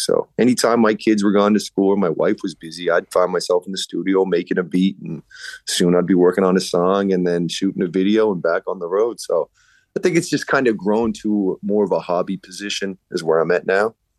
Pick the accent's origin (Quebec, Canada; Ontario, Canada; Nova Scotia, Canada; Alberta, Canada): Nova Scotia, Canada; Enfield; also born or lived in Halifax; born and raised in Enfield, which is right by the airport.